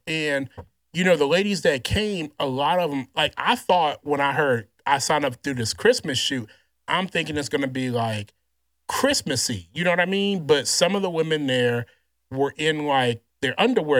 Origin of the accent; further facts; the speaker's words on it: Louisiana, United States; I grew up in Louisiana just kinda like an awkward, kinda, you know, chubby kid, nerd kid